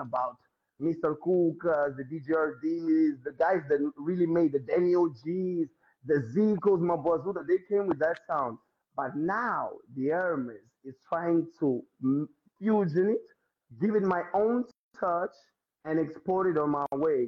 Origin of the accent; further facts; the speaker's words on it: Mozambique; I'm from Mozambique, so there is no way of me escaping my roots